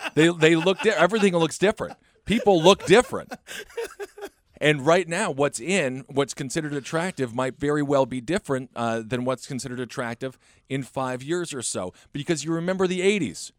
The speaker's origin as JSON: {"language": "English", "region": "Wisconsin", "country": "United States", "said": "I'm from Wisconsin."}